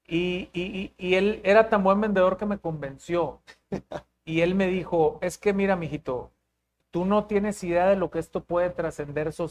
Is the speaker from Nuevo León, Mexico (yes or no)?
yes; Monterrey, Nuevo León, Mexico; pues soy, orgullosamente, orgullosamente regiomontano, neoleonés, tengo 40 años de edad.